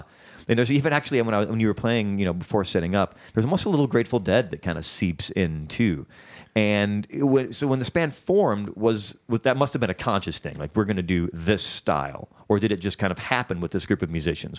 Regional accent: Chicago, Illinois, United States; now in Los Angeles, United States

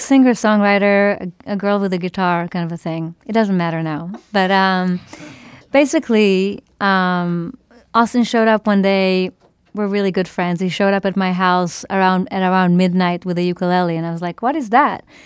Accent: Israel; moved away; growing up in Israel, I listened to a lot of Israeli music

